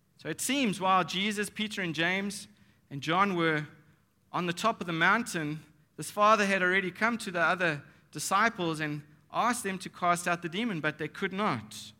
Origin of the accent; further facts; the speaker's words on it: Nashik, Maharashtra, India; we're from Maharashtra. Nasik is in Maharashtra.